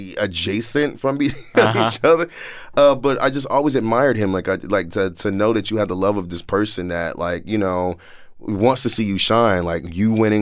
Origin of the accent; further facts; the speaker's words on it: Washington, District of Columbia, United States; now in New York, United States; I grew up in D.C.